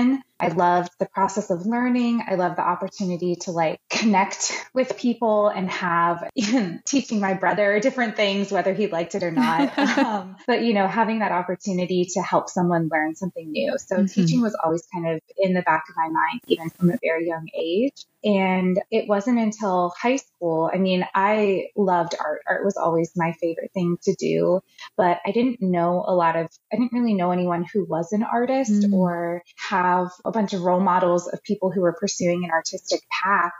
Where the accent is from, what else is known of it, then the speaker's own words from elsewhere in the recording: Ohio, United States; I've grown up in the Midwest. I'm from Ohio. I've lived almost my entire life in the same sort of region in Ohio